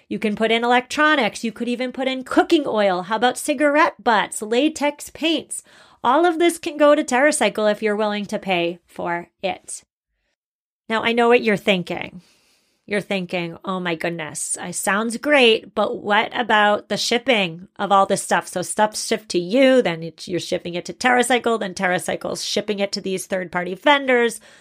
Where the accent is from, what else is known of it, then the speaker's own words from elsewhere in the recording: Massachusetts, United States; I'm from Massachusetts and everybody drinks Dunkin' Donuts